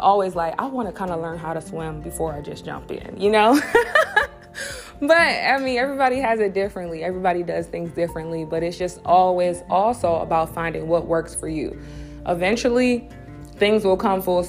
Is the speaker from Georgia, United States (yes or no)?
no; Cleveland, Ohio, United States; moved away as an adult; now in Akron, United States; I grew up in Cleveland, but I've lived in Akron for the past 10 years or so